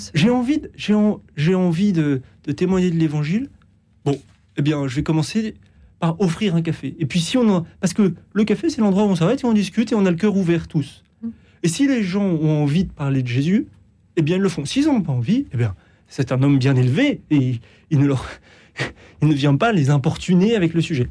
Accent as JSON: {"language": "French", "country": "France", "said": "chez nous en France"}